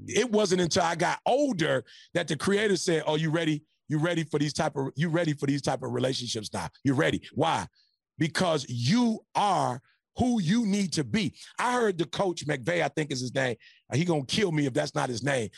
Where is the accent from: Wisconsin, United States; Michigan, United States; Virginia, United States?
Michigan, United States; Detroit; now in California, United States; I'm from Detroit